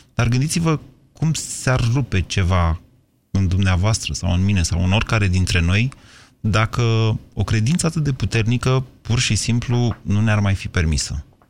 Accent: Drobeta-Turnu Severin, Mehedinți County, Romania; moved away as an adult; now in Bucharest, Romania; sunt de la Severin am venit la București da. să fac o facultate și am rămas aici

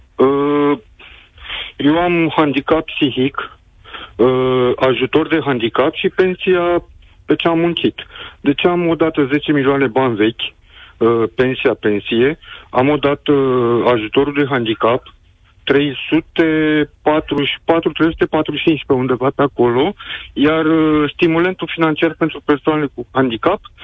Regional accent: Romania; suntem români, suntem oameni

